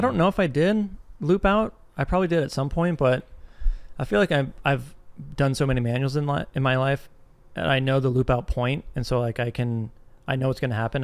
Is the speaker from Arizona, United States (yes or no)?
yes; Arizona, United States; I'm from Arizona